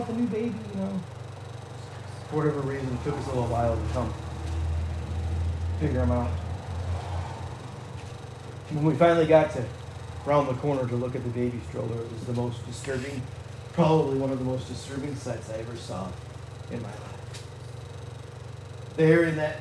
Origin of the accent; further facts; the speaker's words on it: Canada; moved away; also born or lived in Michigan; I realize I'm from Michigan. And I realize I grew up in Canada